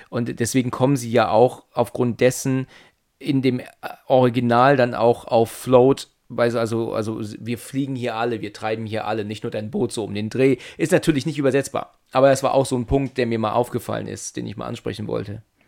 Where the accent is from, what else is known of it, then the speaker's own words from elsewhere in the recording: Germany; wir als Deutsche